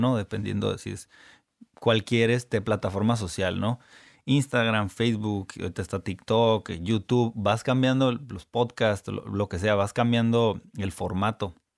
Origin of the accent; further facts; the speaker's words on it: Ensenada, Baja California, Mexico; also born or lived in United States / South America; now in Tijuana, Mexico; Yo nací aquí en Tijuana, me crié en Ensenada hasta los 17 años